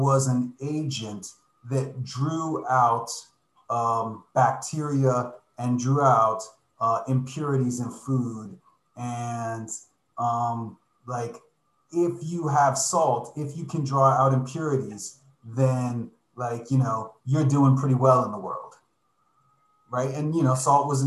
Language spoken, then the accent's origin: English; Miami Beach, Florida, United States; I grew up in Miami Beach